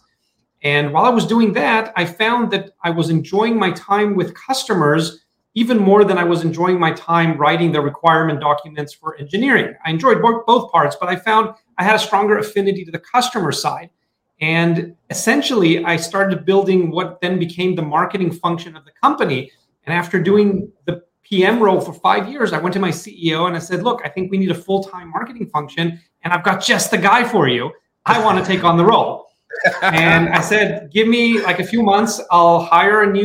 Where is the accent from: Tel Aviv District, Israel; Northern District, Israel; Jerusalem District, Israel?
Tel Aviv District, Israel; Tel Aviv; I'm originally from Tel Aviv, Israel